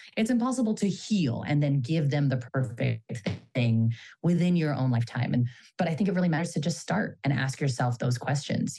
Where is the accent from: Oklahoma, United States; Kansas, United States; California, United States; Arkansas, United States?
California, United States; Bay Area; I'm a Filipino American daughter of immigrants from the Bay Area